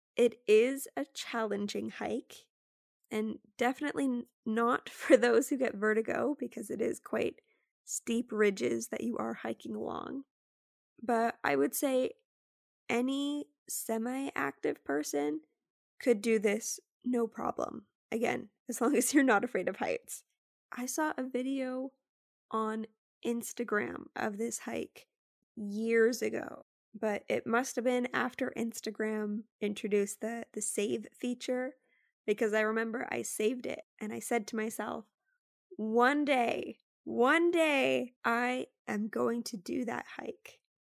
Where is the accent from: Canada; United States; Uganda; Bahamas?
Canada; me being Canadian